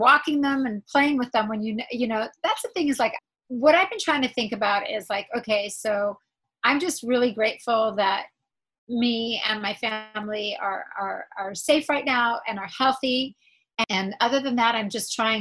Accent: Israel; moved away; I was born in Israel.

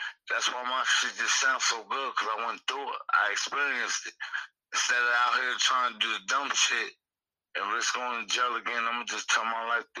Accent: Burlington County, New Jersey, United States; I'm from Jersey, man. South Jersey, man. Burlington County, man.

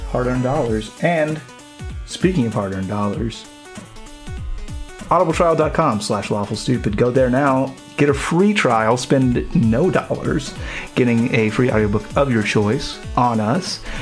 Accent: Kentucky, United States; I say great Kentuckians like everybody loves my home state.

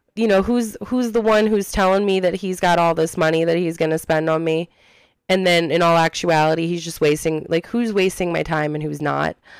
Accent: Ohio, United States; we're from Ohio

